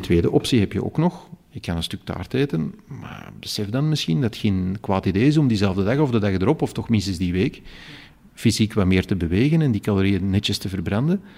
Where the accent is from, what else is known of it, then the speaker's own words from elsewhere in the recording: Flanders, Belgium; hier bij ons in Vlaanderen